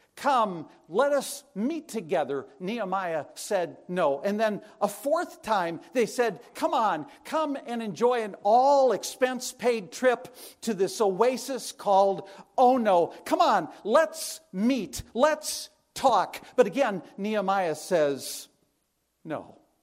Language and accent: English; La Crosse, Wisconsin, United States; I was born and raised in Wisconsin